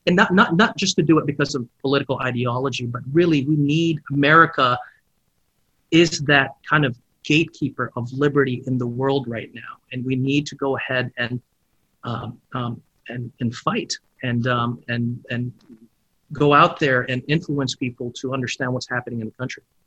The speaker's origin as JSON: {"language": "English", "country": "Philippines", "tie": "born or raised there", "moved": "yes", "lives_now": "United States", "said": "I grew up in the Philippines and I came here"}